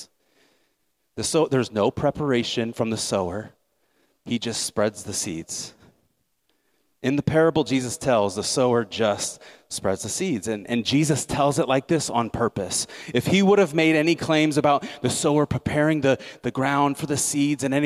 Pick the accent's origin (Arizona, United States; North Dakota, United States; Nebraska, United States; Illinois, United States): Nebraska, United States; moved away; I came from Nebraska, right? So farming's a big part of the culture there.